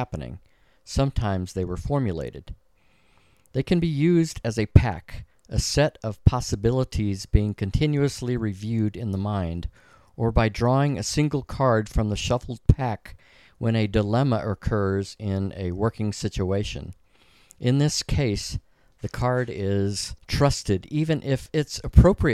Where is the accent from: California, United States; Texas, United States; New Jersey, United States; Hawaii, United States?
Texas, United States; La Grange; LaGrange? My hometown